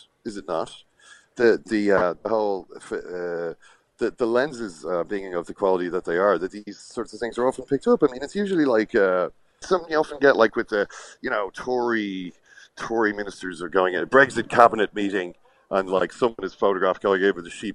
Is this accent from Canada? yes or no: no; Ireland; I'm, you know, from Ireland.